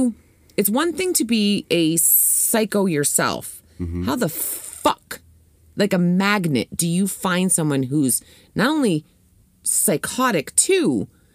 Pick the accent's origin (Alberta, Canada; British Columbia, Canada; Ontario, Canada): Ontario, Canada; St. Catharines; born or raised there; moved away